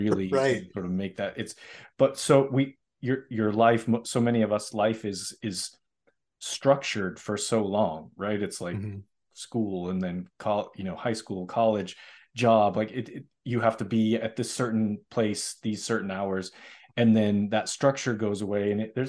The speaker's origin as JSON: {"language": "English", "town": "Boston", "region": "Massachusetts", "country": "United States", "said": "mostly in large part because I'm originally from Boston, and I wasn't a distance runner."}